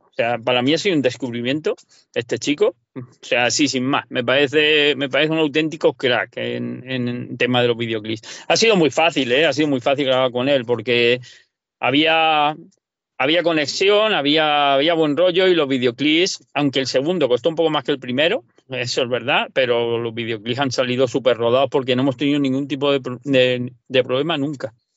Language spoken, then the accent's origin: Spanish; Valencian Community, Spain; now in Murcia, Spain; yo no hablo, valenciano, soy de Parla Valencia